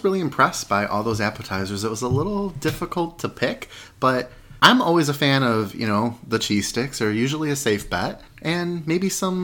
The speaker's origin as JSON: {"language": "English", "town": "Detroit", "region": "Michigan", "country": "United States", "said": "we are from Southeast Michigan, specifically the Detroit area"}